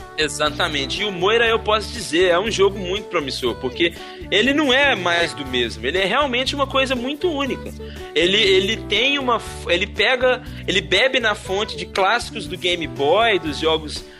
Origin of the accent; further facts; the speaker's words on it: Belo Horizonte, Minas Gerais, Brazil; ter vindo de Belo Horizonte, que é a minha terra